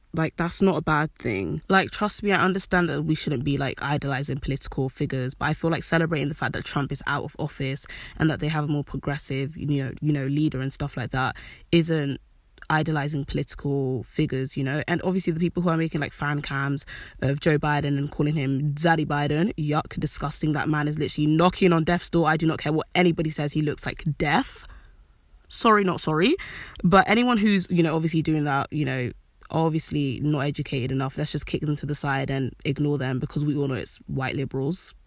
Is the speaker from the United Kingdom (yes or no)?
yes; United Kingdom; even though I'm black, I'm British